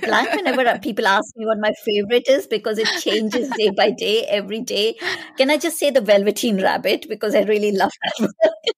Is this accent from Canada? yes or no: no; India; moved away; I grew up in India